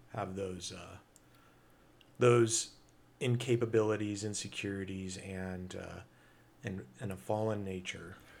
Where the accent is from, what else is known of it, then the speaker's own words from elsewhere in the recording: United States; being American, I'm proud to be American